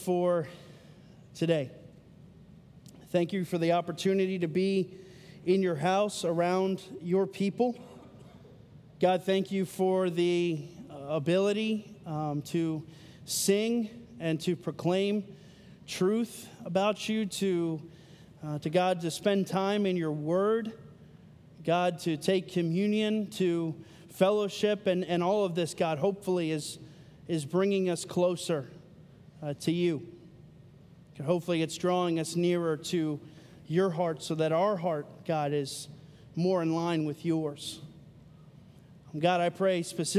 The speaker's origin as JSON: {"language": "English", "region": "Pennsylvania", "country": "United States", "moved": "yes", "lives_now": "Marietta, United States", "said": "I live in Marietta. Love living in Marietta. I am from Pennsylvania"}